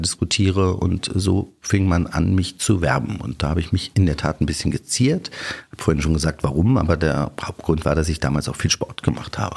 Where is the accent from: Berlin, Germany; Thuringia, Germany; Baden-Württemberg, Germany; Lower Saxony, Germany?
Berlin, Germany; Ich bin Berliner Junge, Berliner Kind, bin hier groß geworden, aufgewachsen.